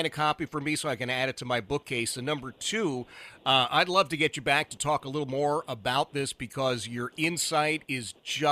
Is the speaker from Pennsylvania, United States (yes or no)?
yes; Philadelphia, Pennsylvania, United States; I grew up in Philadelphia